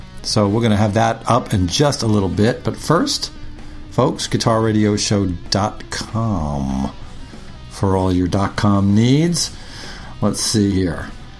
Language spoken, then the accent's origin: English; Long Island, New York, United States; I grew up on Long Island in New York